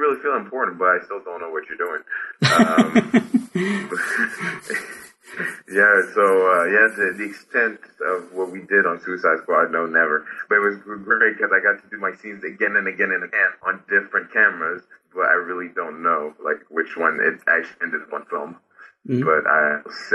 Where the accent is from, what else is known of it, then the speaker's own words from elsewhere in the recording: Haiti; English is a second language; moved away; I'm from Haiti. I'm Haitian